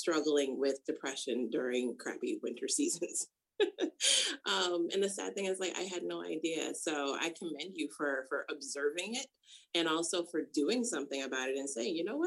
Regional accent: Rochester, New York, United States; moved away as an adult; also born or lived in California; I grew up in Rochester, New York

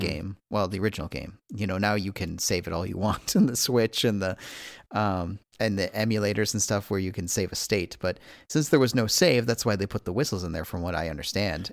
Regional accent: Midwest, United States; I'm also a Midwesterner

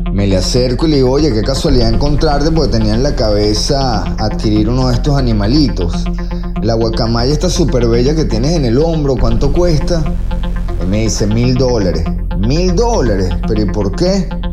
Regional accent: Venezuela; moved away; yo como venezolano

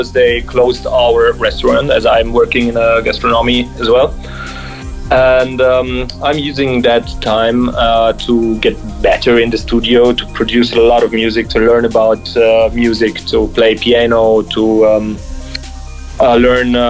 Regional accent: Mannheim, Baden-Württemberg, Germany; moved away; also born or lived in Allgäu, Bavaria; I was born in Mannheim. And I moved to the very south of Bavaria, to the mountains, countryside. It's called Allgäu

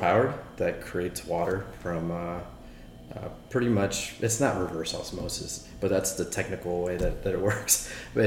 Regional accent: Austin, Texas, United States; also born or lived in San Francisco; Born and raised here in Austin

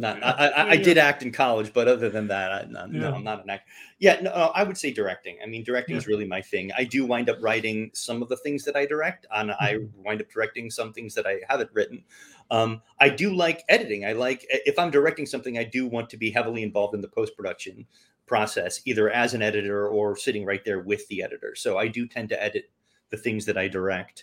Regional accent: St. Louis, Missouri, United States; moved away as an adult; also born or lived in Texas; now in Los Angeles, United States; I grew up in St. Louis, Missouri

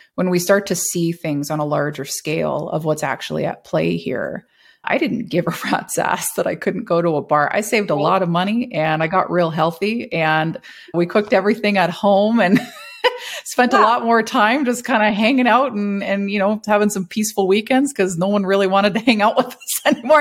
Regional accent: Canada; required to renew my passport as a Canadian citizen

